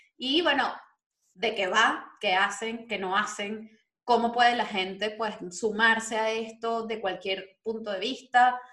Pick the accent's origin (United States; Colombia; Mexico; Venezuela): Venezuela; moved away